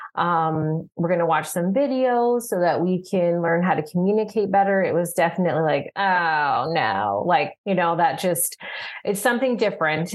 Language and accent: English; Tucson, Arizona, United States; moved away; I'm born and raised in Tucson